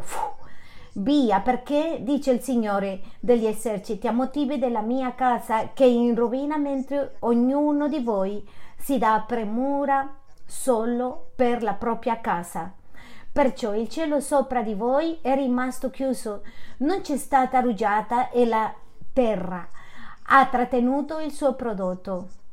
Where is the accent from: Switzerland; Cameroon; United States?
United States; city of Juarez, Texas; Italian is a second language; Sono di Texas della città di Juarez